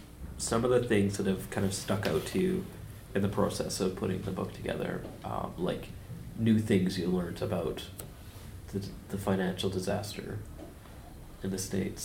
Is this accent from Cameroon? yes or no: no; Canada; I'm very Canadian